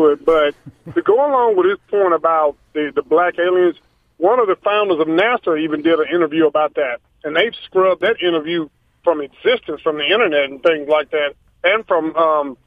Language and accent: English; United States; I was born here in America out of generations, that's my home